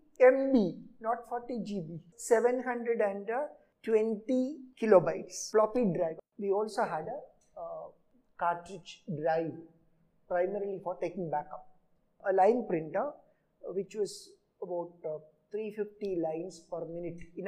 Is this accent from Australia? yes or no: no; Travancore, Kerala, India; first language Malayalam; English is a second language; moved away as an adult; also born or lived in Pune; I come from Kerala, a place called Travancore, south of Kerala. The place, I did my first 10 years of schooling in two schools, 1 to 5 in my own village